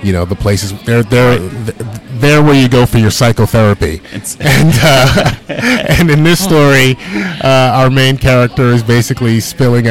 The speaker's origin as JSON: {"language": "English", "town": "New York City", "region": "New York", "country": "United States", "tie": "born or raised there", "moved": "as an adult", "lives_now": "Los Angeles, United States", "said": "I'm from Brooklyn. I've lived here my whole life up until 5 years ago"}